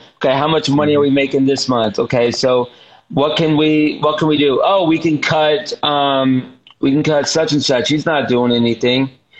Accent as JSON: {"language": "English", "area": "near Orlando", "region": "Florida", "country": "United States", "tie": "born or raised there", "said": "I grew up near Orlando"}